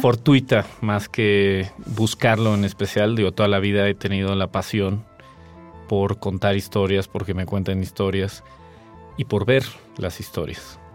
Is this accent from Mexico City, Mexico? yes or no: yes; Mexico City, Mexico; also born or lived in Tequisquiapan, Querétaro; Yo soy chilango, soy de la Ciudad de México